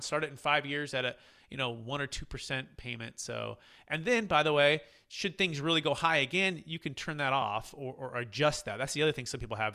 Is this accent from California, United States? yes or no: yes; Bay Area, California, United States; growing up in the Bay Area with my dad